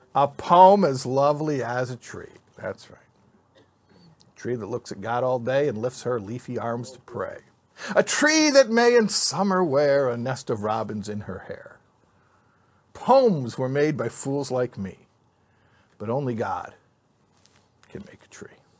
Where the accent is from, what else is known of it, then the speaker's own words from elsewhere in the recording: Chicago, Illinois, United States; moved away; I grew up in Chicago